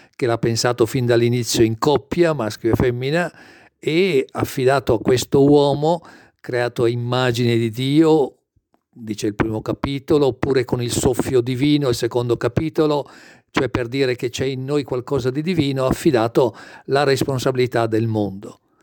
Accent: Brescia, Lombardy, Italy; io sono nato e cresciuto a Brescia

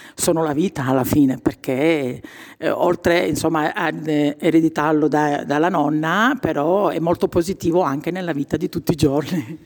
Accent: province of Trapani, Sicily, Italy; moved away as an adult; now in Brescia, Italy; essendo siciliana, è un nome comune da noi

